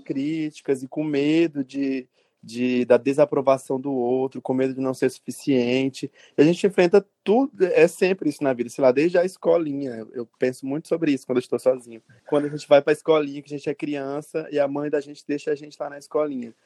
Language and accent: Portuguese; Feijó, Acre, Brazil; now in Rio Branco, Brazil; sou acreano, nascido em Feijoacre, uma cidadezinha do interior, mas hoje moro em Rio Branco, na capital.